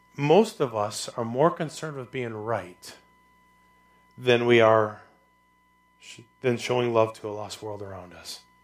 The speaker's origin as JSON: {"language": "English", "country": "United States", "said": "I'm an American."}